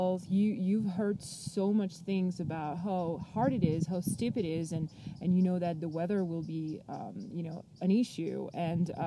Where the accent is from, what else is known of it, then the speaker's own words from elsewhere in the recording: Paris, Île-de-France, France; So I am from France. I lived in Paris almost my whole life